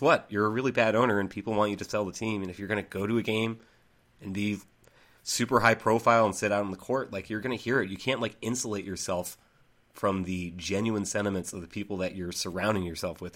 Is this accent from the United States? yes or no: yes; Central Massachusetts, United States; moved away; I'm actually from Central Mass